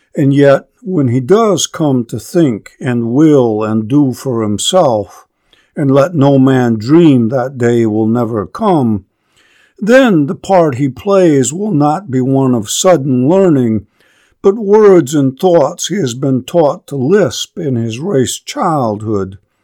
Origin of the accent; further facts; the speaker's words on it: upper Great Lakes, United States; a boy of the upper Great Lakes, with Scots Irish forebearers